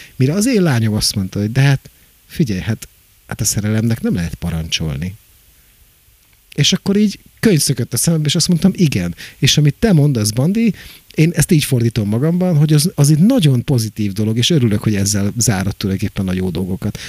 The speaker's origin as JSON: {"language": "Hungarian", "town": "Pécs", "region": "Baranya", "country": "Hungary", "moved": "yes", "lives_now": "Budapest, Hungary", "said": "én Pécsi vagyok"}